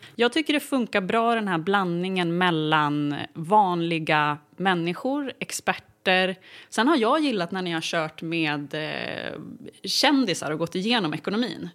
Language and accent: Swedish; Uppsala, Uppsala County, Sweden; also born or lived in Mora / United States / Stockholm; Jag är född i Mora. Men jag är uppvuxen större delen av mitt liv i Uppsala.